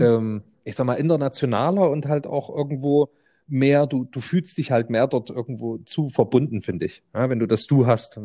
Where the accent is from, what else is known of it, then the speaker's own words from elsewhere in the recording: Germany; als Deutscher